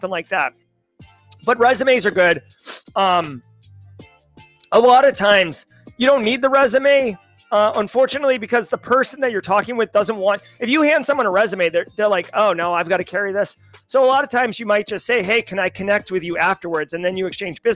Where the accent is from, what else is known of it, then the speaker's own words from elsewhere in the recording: Massachusetts, United States; accent: Massachusetts; moved away; My accent doesn't really come out, but if you get a couple beers, a couple beers in me and, or I'm in Massachusetts. It's, it comes out wicked strong